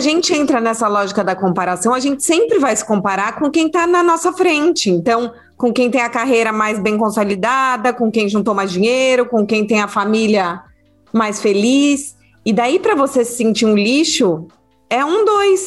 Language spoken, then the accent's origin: Portuguese; São Paulo, Brazil; moved away as an adult; also born or lived in Rio de Janeiro; Eu nasci em São Paulo, cresci em São Paulo